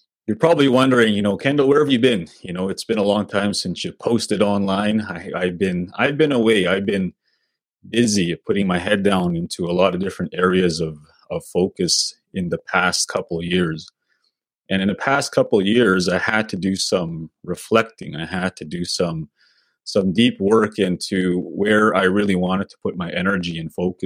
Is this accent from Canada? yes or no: yes; Sweetgrass First Nation, Saskatchewan, Canada; now in Saskatoon, Canada; I'm from Sweetgrass First Nation. That's my home community.